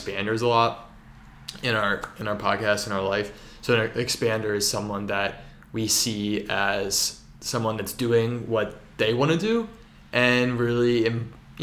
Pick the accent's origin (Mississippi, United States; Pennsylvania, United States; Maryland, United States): Maryland, United States; Baltimore; I'm from Baltimore